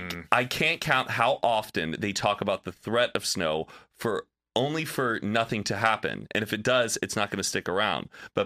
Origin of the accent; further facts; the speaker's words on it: the South, United States; I'm from the South, and I feel like they would hype it up that it's going to stick every time